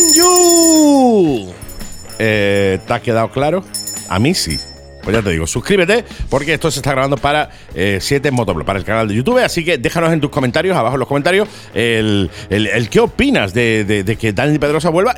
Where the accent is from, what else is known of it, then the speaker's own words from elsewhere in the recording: Málaga, Andalusia, Spain; somos malagueños